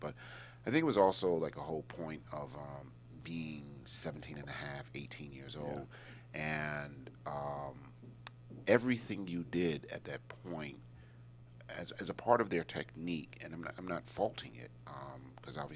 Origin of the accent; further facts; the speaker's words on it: Hartford, Connecticut, United States; moved away as an adult; also born or lived in Los Angeles; I was from Hartford